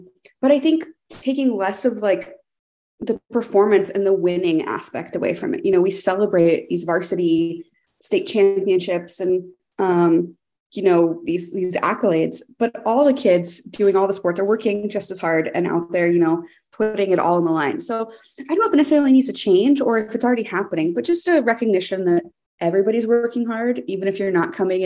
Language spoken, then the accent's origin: English; Texas, United States; now in Seattle, United States; I grew up in Texas in kind of a suburban neighborhood